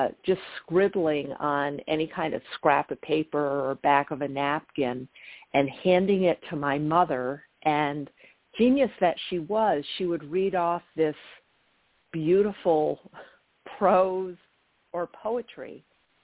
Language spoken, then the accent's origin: English; Massena, New York, United States; my hometown of Messina